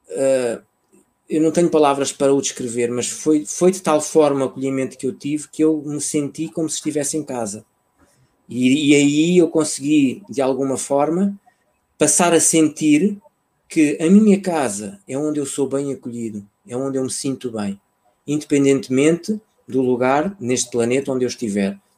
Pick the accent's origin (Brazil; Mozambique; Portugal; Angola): Mozambique; born there; ainda fiz um segundo voo para a terra onde eu nasci, que é uma cidade no centro do país.